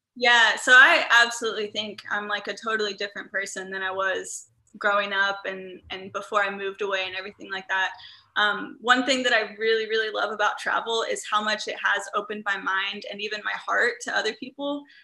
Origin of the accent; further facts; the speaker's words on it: Midwest, United States; growing up in the Midwest where I'm surrounded by cornfields